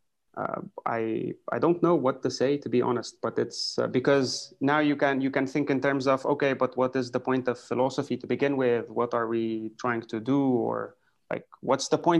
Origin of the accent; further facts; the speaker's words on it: Lebanon; I come from Lebanon